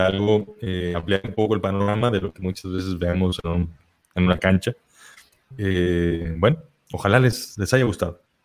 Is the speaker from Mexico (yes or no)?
yes; Mexico; las personas mexicanas, que somos latinos, que vivimos muy cerca de Estados Unidos